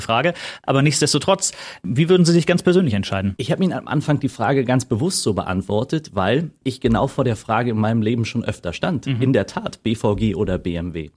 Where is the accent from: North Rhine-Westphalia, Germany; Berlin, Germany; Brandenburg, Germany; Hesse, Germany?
Berlin, Germany; ich bin im Malzdorf aufgewachsen